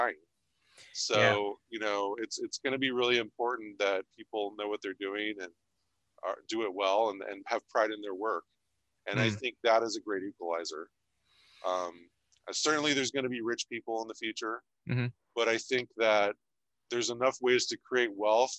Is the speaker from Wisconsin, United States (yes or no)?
no; Ohio, United States; I grew up in Ohio